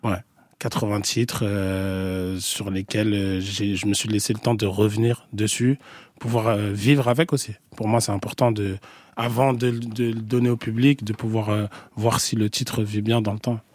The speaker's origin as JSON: {"language": "French", "country": "France", "also_born_or_lived": "Senegal", "said": "je suis français, enfin, je suis vu comme français là-bas."}